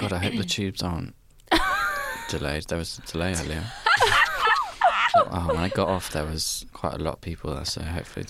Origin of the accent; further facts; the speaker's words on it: United Kingdom; we're so British about things